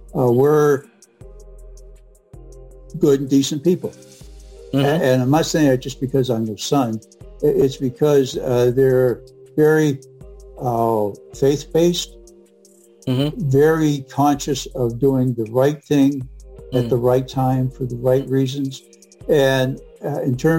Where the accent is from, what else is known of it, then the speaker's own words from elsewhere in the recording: New England, United States; moved away as an adult; also born or lived in New York State; now in Michigan, United States; I'm originally from New England